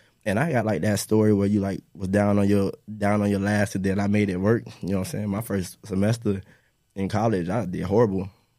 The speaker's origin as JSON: {"language": "English", "town": "Eustis", "region": "Florida", "country": "United States", "said": "I'm from Eustis, Florida."}